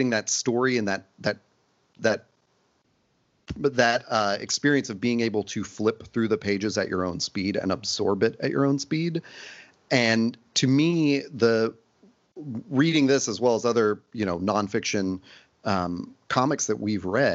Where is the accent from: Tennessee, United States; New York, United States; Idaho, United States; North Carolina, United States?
Tennessee, United States; Nashville; I grew up in Nashville